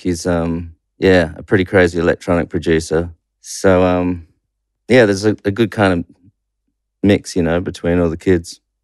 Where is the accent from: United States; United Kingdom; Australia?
Australia; Perth, Western Australia; also born or lived in New Zealand; I mainly grew up in Perth.